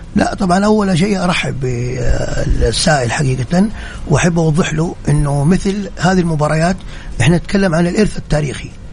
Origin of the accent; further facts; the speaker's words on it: Saudi Arabia; كلنا كسعوديين